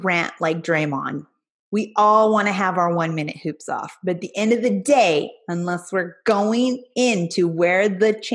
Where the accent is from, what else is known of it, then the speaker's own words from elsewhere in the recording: California, United States; I grew up in California